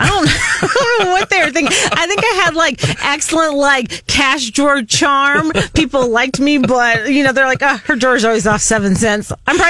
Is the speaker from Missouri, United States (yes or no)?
yes; Columbia, Missouri, United States; also born or lived in Poplar Bluff, Missouri; Well, I was born in Southeast Missouri in Poplar Bluff, although my parents moved here when I was three.